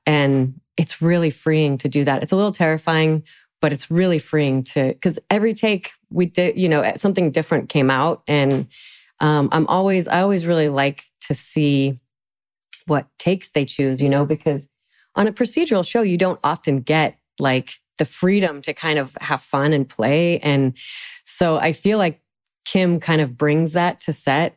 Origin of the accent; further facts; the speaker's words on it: Salt Lake City, Utah, United States; I'm from Salt Lake City